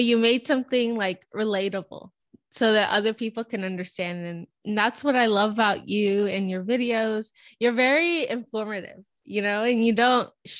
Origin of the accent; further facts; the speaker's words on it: California, United States; I'm Mexican. My parents are Mexican. I was born in California.